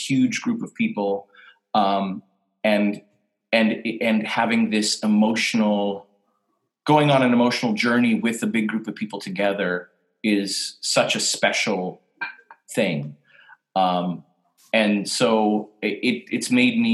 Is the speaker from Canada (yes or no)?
yes; Canada; I'm Canadian